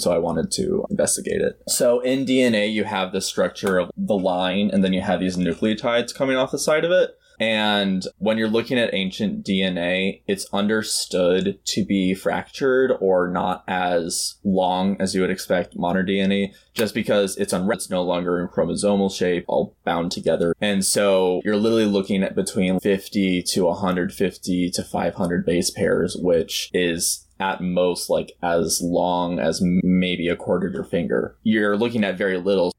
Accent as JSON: {"language": "English", "town": "Milwaukee", "region": "Wisconsin", "country": "United States", "said": "I am from Milwaukee, Wisconsin."}